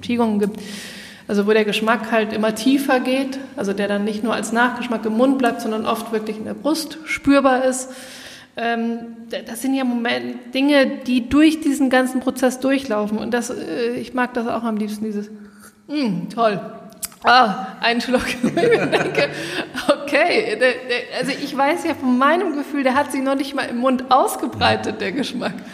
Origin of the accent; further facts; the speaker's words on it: Munich, Bavaria, Germany; als Münchner